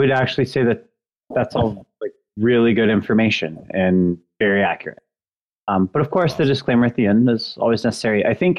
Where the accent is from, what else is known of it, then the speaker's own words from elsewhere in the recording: Atlanta, Georgia, United States; I grew up in Atlanta.